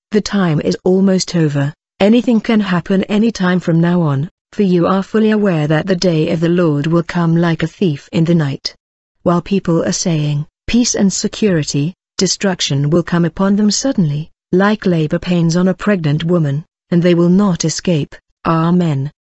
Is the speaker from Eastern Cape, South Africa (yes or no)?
no; KwaZulu-Natal, South Africa; I'm from South Africa, in the province of KwaZulu-Natal.